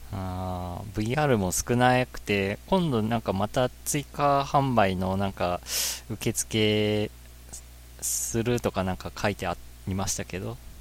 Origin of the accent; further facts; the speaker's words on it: Oita, Japan